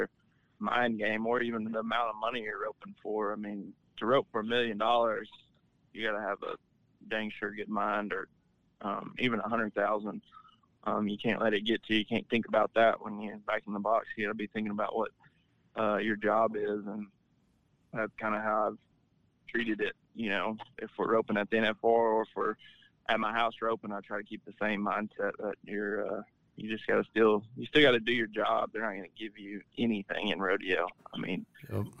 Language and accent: English; Belleville, United States; Belleville, which is my hometown rodeo